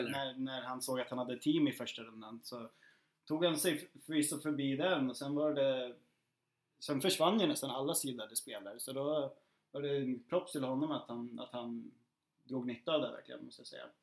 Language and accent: Swedish; Eskilstuna, Södermanland, Sweden; born or raised there